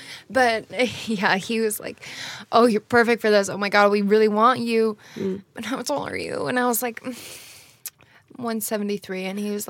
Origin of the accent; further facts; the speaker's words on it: California, United States; I'm American.